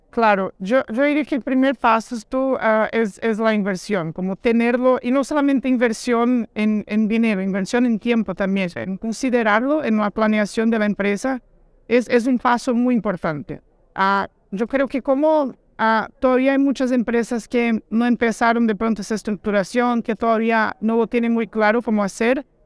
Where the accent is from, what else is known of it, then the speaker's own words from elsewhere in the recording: Brazil; Soy un brasileño un poquito diferente